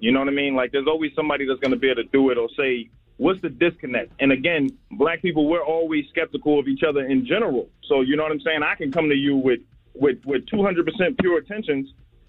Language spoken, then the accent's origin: English; New Jersey, United States; now in Atlanta, United States; I'm from Jersey. I'm in Atlanta right now, though.